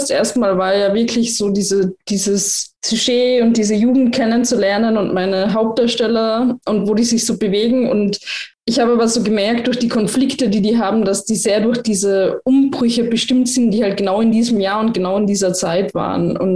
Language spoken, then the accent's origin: German; Lienz, Tyrol, Austria; jeder, der aus Lienz, aus meiner Heimat, Heimatstadt in Osttirol kommt